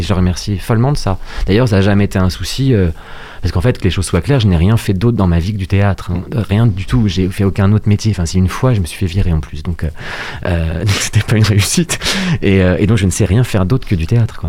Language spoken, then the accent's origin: French; Rouen, Normandy, France; Je suis né à Rouen, en Seine-Maritime